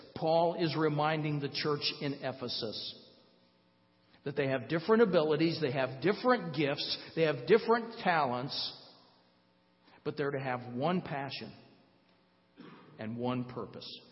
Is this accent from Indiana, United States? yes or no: yes; Fort Wayne, Indiana, United States; moved away; Donna and I live in Fort Wayne. We moved back to my hometown just over six years ago